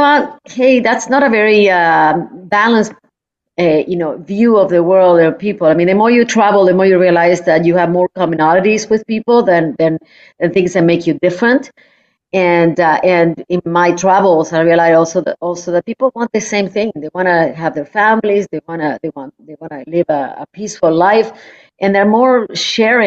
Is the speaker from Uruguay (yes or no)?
yes; Uruguay; now in Toronto, Canada; I'm from Uruguay